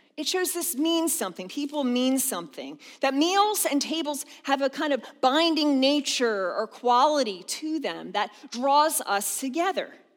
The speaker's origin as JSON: {"language": "English", "area": "outside of Philadelphia", "region": "Pennsylvania", "country": "United States", "tie": "born or raised there", "also_born_or_lived": "the South (US) / Harrisburg area", "moved": "yes", "lives_now": "Harrisburg, United States", "said": "I grew up outside of Philadelphia"}